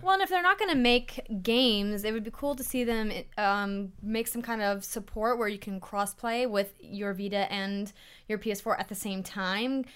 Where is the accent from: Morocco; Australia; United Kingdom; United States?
United States; North Dakota; moved away as an adult; now in Los Angeles, United States; I'm from North Dakota